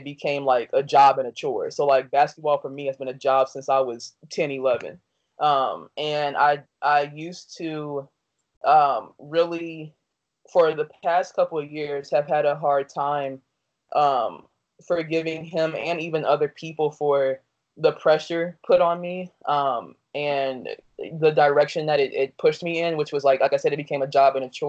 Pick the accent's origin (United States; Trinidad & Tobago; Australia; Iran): United States; Dayton, Ohio; also born or lived in Danville, Illinois / Chicago, Illinois; I was born in Danville, Illinois, and raised in Dayton, Ohio.